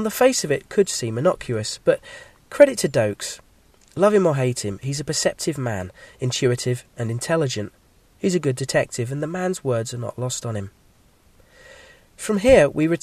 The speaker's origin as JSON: {"language": "English", "region": "England", "country": "United Kingdom", "accent": "English", "said": "my English accent"}